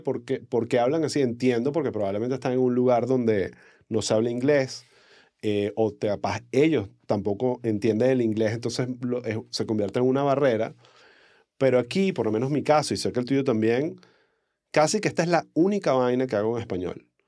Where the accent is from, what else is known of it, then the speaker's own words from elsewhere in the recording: Caracas, Capital District, Venezuela; accent: caraqueño cifrino del este; mi acento caraqueño, cifrino mandibuleado